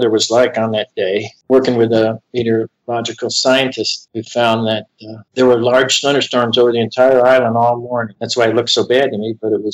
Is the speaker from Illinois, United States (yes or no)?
no; Florida, United States; also born or lived in New York; I moved to from New York to Florida in 1956. I was only 10 years old